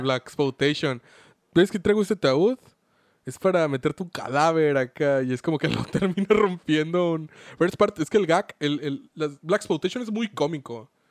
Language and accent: Spanish; Mexico; Como mexicanos